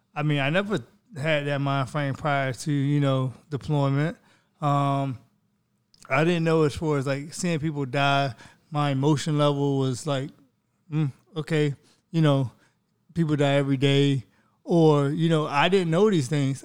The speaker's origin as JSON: {"language": "English", "region": "Florida", "country": "United States", "tie": "born or raised there", "said": "that's from my home state"}